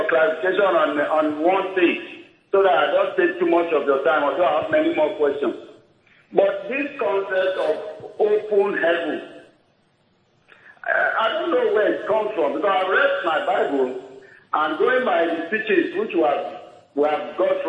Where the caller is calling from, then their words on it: Warri, Delta, Nigeria; I'm calling from Warri.